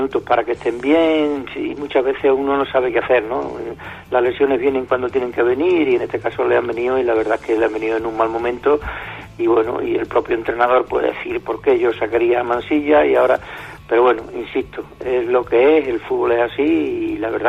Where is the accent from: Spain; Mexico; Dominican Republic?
Spain; Pueblo Nuevo, Extremadura; tú sabes que yo soy de Pueblo Nuevo, yo en Pueblo Nuevo he sido